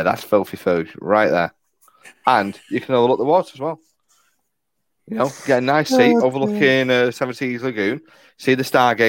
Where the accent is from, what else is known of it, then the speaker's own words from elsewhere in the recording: United Kingdom; because we're British